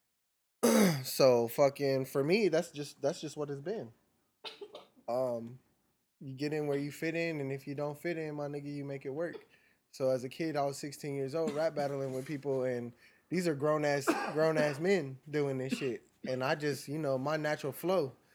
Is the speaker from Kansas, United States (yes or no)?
no; California, United States; now in Phoenix, United States; I'm a Cali baby by trade, born and raised.